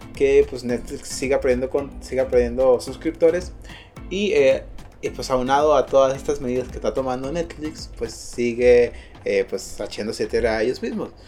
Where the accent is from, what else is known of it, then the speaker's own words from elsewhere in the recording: Mexico; todos somos mexicanos